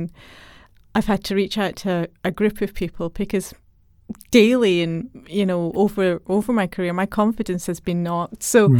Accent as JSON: {"language": "English", "region": "Scotland", "country": "United Kingdom", "tie": "born or raised there", "said": "Well, as a child, I grew up in Scotland, which is known for great Scottish engineers."}